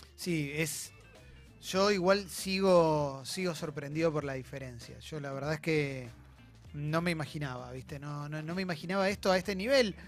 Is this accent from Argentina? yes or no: yes; Argentina; somos personas que somos argentinos argentinos, argentinas